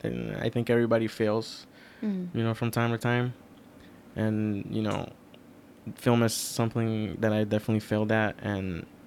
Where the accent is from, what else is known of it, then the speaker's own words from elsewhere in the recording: New York City, New York, United States; I was born in Queens, New York, more specifically Elmhurst, Queens.